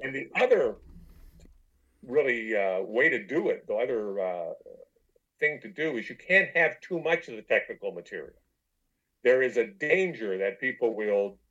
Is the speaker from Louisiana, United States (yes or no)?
no; Detroit, Michigan, United States; I'm from Detroit